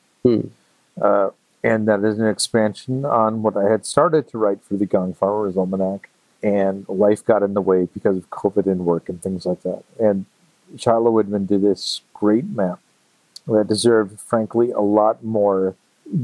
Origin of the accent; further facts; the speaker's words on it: Canada; as a Canadian